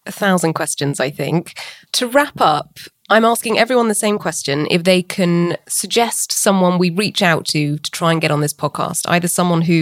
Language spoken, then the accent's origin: English; United Kingdom; I'm British